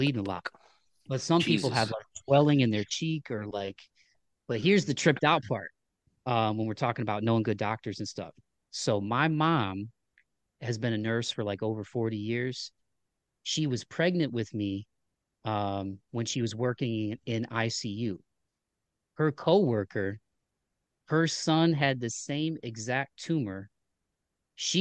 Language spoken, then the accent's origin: English; Toledo, Ohio, United States; I grew up in Toledo, Ohio